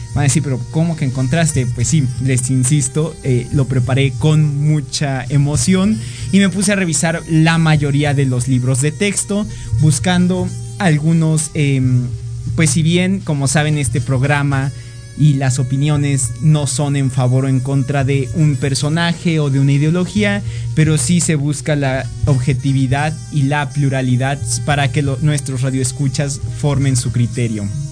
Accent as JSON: {"language": "Spanish", "country": "Mexico"}